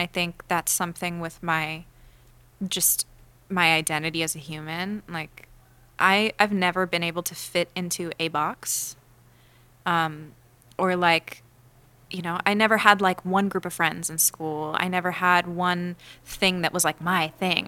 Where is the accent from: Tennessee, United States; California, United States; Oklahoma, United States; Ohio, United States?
California, United States; Los Angeles; I grew up in L